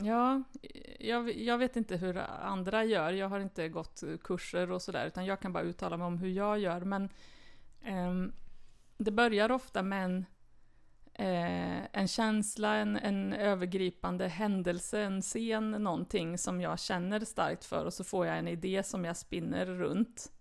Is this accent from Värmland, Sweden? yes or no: yes; Värmland, Sweden; moved away as an adult; also born or lived in Stockholm / Östergötland; now in Karlstad, Sweden; Jag är född i Stockholm faktiskt, mm. men kom till Värmland som ettåring